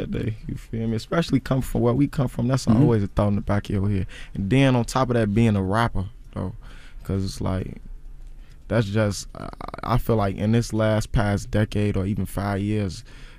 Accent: Chicago, Illinois, United States; I think they just saying that because I'm from Chicago with dreads, though.

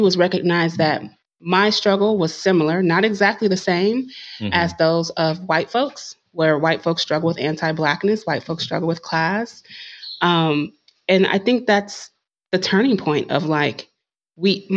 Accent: Concord, United States; I grew up in Concord

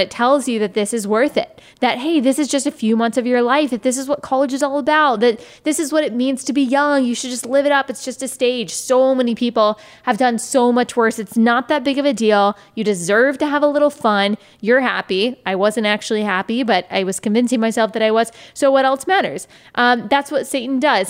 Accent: Texas, United States; moved away as an adult; also born or lived in South Carolina; I am from Texas, born and raised

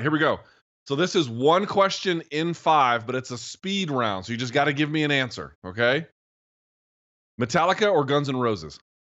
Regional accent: United States; asking as an American who's been to Canada a few times

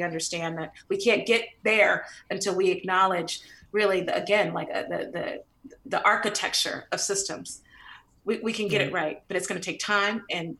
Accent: San Francisco, California, United States; But my early years, you know, I grew up in the Western Addition, you know, right by the Panhandle, and a beautiful Victorian.

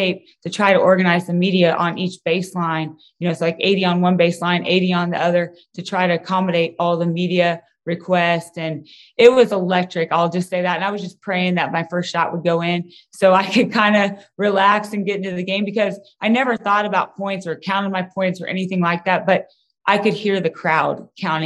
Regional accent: Kansas, United States; I'm from Kansas

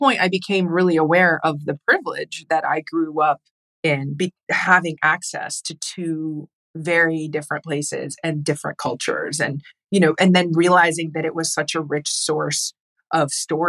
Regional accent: United States; also born or lived in Jordan / West Bank; Like in the US, I was known as like the Arab

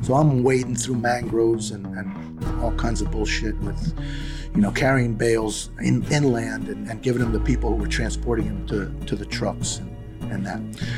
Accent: New York, United States; accent: New York; you know, I'm a New Yorker at heart and at speech. So I don't hold back.

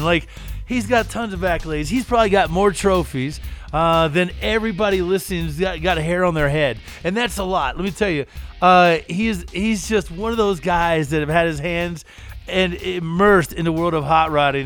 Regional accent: Eastern Kentucky, United States; I'm from Eastern Kentucky. We dug coal. We didn't roll it

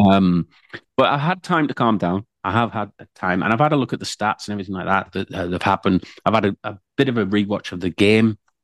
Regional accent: United Kingdom

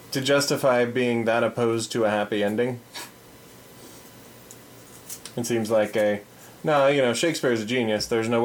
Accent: India; Just because, yeah, we're hardcore Indian, and that's how life is, man.

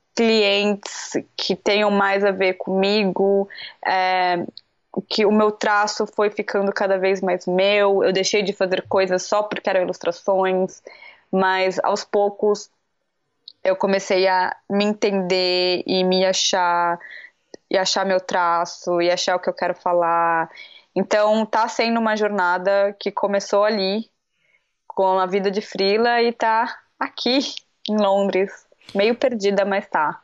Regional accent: Santos, São Paulo, Brazil; moved away as an adult; now in England; eu sou de Santos

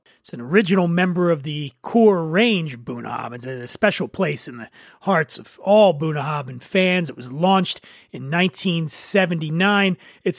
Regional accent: Philadelphia, Pennsylvania, United States; moved away; Philadelphia, Pennsylvania, my hometown.

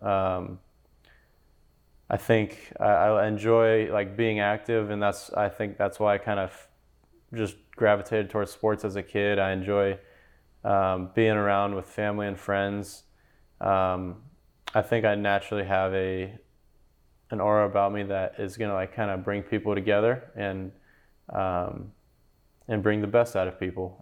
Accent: California, United States; now in Memphis, United States; I'm from California

